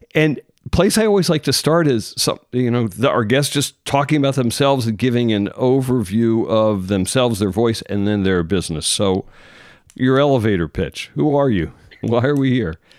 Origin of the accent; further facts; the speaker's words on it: Philadelphia suburbs, Pennsylvania, United States; I'm from the Philadelphia suburbs